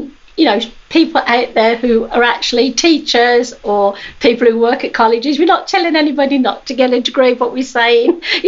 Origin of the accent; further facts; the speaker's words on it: England, United Kingdom; moved away; at high school in England, because obviously I was born in England